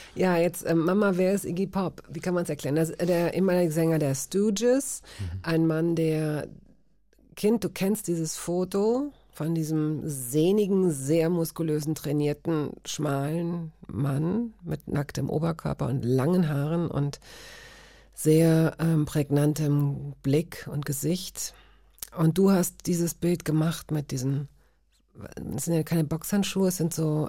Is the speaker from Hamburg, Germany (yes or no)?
no; Hanover, Lower Saxony, Germany; ich fand es gut, da aufzuwachsen